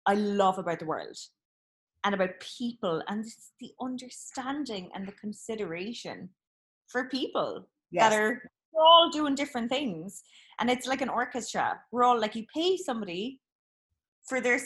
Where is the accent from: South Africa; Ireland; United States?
Ireland; Cork, Munster; moved away; also born or lived in Kerry / England; born in Cork, in a terraced house, in Friars Walk, born and bred